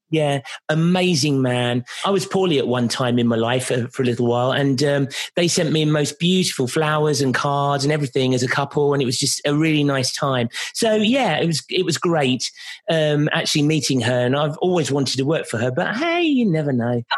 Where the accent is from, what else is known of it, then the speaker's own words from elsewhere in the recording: London, United Kingdom; here in my hometown of London